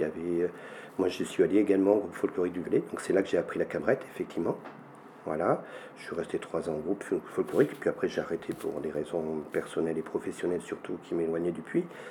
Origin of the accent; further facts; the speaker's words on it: Rocharinge, commune of Araules, Auvergne-Rhône-Alpes, France; je suis originaire de, ce village de Rocharinge, en Touloire, Rocharinge, commune d'Arol, à 1100 mètres d'altitude. Donc je suis né ici